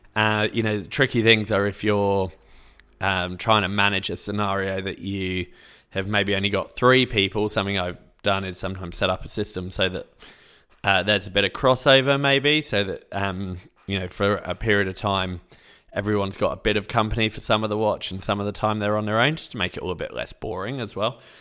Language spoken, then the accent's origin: English; England, United Kingdom; I'm English